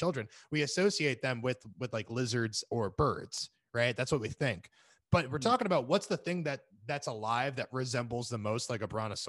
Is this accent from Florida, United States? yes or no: yes; Florida, United States; now in California, United States; We grew up in Florida, and especially a part of Florida that still had some farmland next to it.